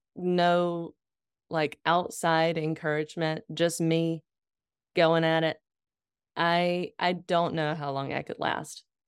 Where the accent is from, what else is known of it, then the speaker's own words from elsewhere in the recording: Lexington, North Carolina, United States; moved away; I was living in my hometown. I was working at my dad's law firm